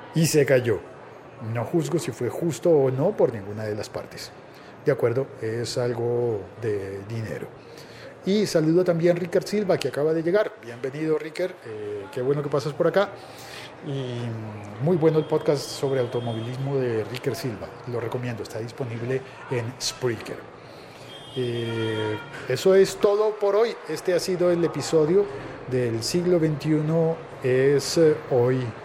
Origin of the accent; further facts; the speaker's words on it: Colombia; digo yo por nacionalidad